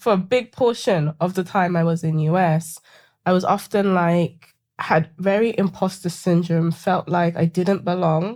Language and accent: English; London, United Kingdom; accent: British; moved away as an adult; also born or lived in Seattle; now in United States; growing up in Sa-, South London